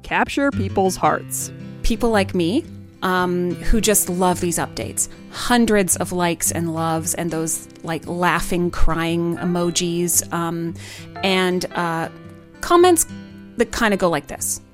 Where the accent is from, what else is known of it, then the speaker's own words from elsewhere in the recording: Muskoka, Ontario, Canada; I grew up in Muskoka